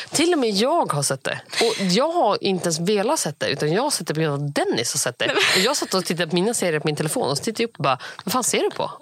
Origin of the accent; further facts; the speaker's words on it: India; eftersom att jag är indier.